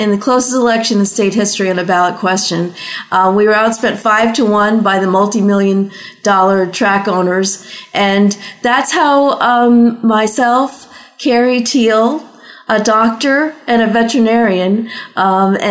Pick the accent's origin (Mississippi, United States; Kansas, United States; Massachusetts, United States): Massachusetts, United States; Massachusetts, which is my home state